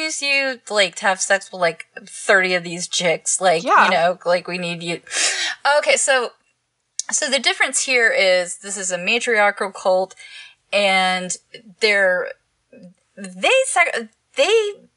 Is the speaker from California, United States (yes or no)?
no; Texas, United States; I'm from Texas.